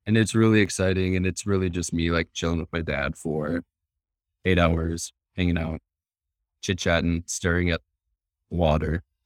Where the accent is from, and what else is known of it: Wisconsin, United States; born or raised there; moved away